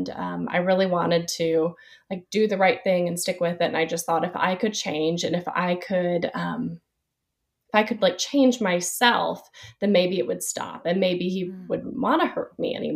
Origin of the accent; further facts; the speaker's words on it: Nashville, Tennessee, United States; moved away as an adult; also born or lived in Chattanooga, Tennessee / Dallas, Texas; now in Winston-Salem, United States; I'm from the Nashville area. I grew up there